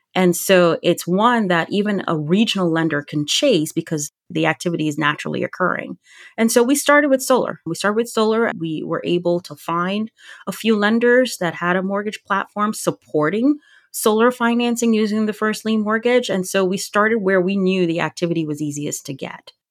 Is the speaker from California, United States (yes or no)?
no; Virginia, United States; my home state of Virginia